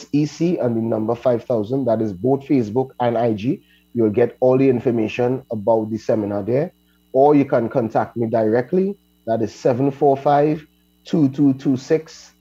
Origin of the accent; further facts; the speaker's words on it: Laventille, Trinidad & Tobago; I am from Lavantil, so I already fighting a stigma